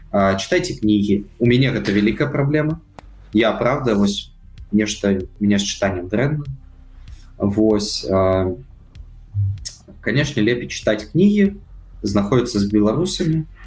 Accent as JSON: {"language": "Belarusian", "country": "Belarus", "tie": "born or raised there", "said": "Але паколькі я нарадзіўся в Беларусі, гэта земля мяне ўзрасціла, таму"}